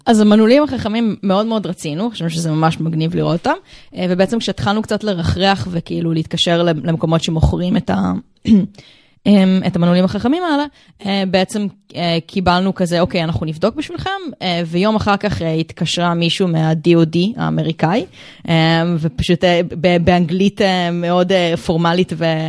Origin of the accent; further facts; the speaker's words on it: Rehovot, Central District, Israel; now in Tel Aviv, Israel; אני בת 32 אה, מתל אביב, במקור מרחובות